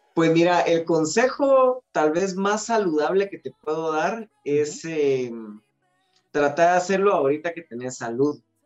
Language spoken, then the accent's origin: Spanish; Guatemala; somos guatemaltecos de una región central